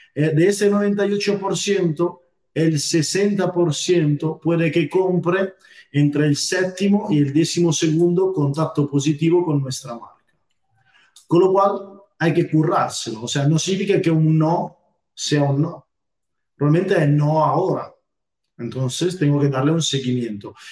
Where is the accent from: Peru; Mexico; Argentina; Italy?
Italy; Spanish is a second language; moved away as an adult; now in Almería, Spain; soy italiano y bueno, llevo ya casi unos 10 años viviendo aquí en España